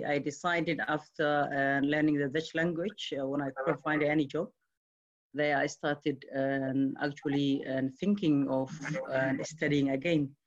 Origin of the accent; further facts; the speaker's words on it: Mogadishu, Banaadir, Somalia; I grew up in Somalia, Mogadishu